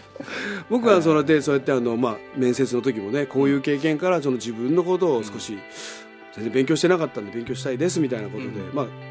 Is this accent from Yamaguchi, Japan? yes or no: yes; Ube, Yamaguchi, Japan; 山口県宇部というところで、あの日本キリスト教団の宇部緑橋教会という教会があって、そこのあので生まれ育ちました